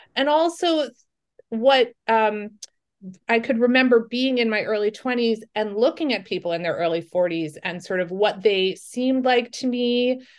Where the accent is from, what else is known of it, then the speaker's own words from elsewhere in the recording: New York, United States; I'm from New York